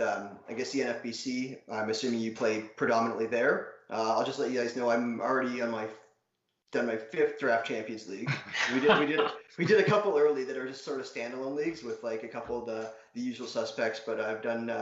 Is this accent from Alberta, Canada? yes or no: no; Ontario, Canada; I'm also from Canada. I had to take French up until grade 9, and then I just ditched it. So my French is not good. But yeah, in high school, I think it's mandated in Ontario